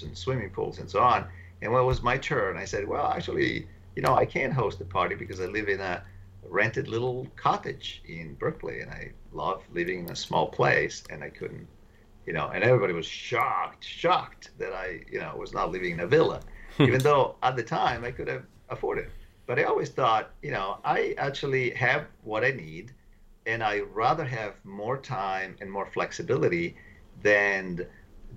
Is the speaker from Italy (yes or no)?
yes; Italy; moved away as an adult; now in United States; I come from Italy